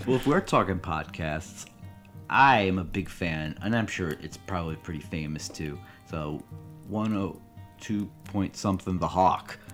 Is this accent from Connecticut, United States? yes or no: yes; Connecticut, United States; I'm from Connecticut